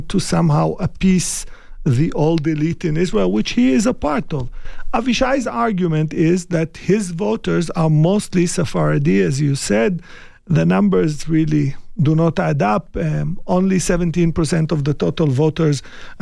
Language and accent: English; Iraq; moved away; I was born in Iraq